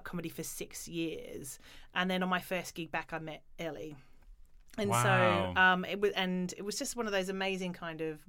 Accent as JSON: {"language": "English", "country": "Australia", "tie": "born or raised there", "said": "when I grew up in Australia"}